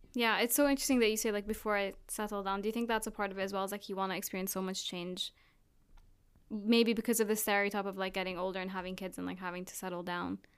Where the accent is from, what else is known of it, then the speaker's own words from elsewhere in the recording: Jordan; also born or lived in Abu Dhabi, United Arab Emirates / Palestine; now in United Kingdom; I'm originally Palestinian, But grew up in Jordan, moved to Abu Dhabi, and now I live in the East Coast